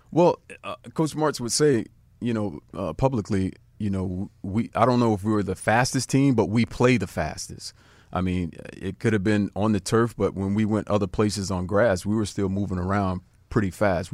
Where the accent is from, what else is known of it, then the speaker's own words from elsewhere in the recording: South Florida, United States; I grew up in South Florida.